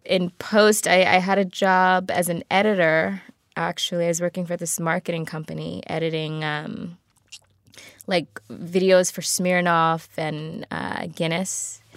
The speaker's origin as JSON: {"language": "English", "town": "Baltimore", "region": "Maryland", "country": "United States", "also_born_or_lived": "Atlanta, Georgia", "moved": "yes", "lives_now": "Los Angeles, United States", "said": "Baltimore originally."}